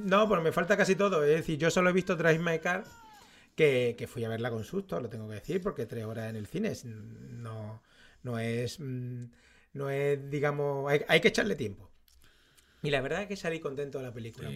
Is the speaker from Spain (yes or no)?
yes; Spain; todos los que somos españoles